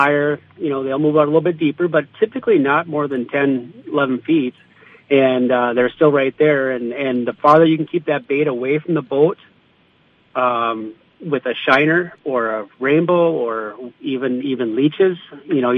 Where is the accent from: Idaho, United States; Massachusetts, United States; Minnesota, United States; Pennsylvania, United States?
Minnesota, United States; Paul Bunyan Country; growing up in Paul Bunyan Country